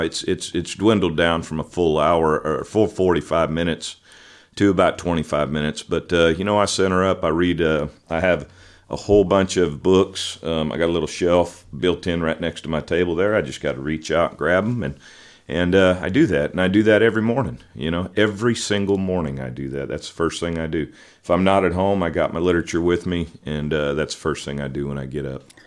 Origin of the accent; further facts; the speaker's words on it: Pinole, California, United States; also born or lived in Richmond, California; I grew up in the Bay Area in California, uh, the San Francisco Bay Area, East Bay. Um, I was born in a town called Richmond, and right next door to it's a town called Pinole